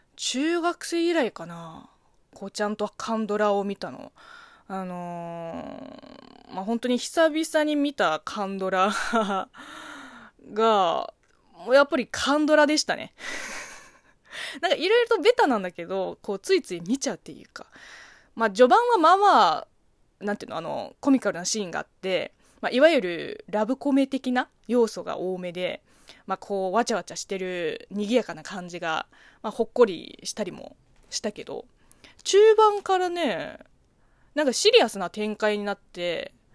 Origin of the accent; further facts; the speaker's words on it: China; Japanese is a second language; moved away; 中 国生まれ中国育ちの私